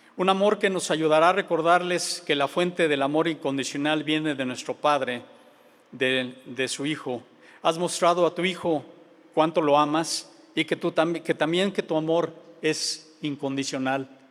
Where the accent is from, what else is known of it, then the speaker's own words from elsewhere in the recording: Mexico City, Mexico; moved away; Vengo de la Ciudad de México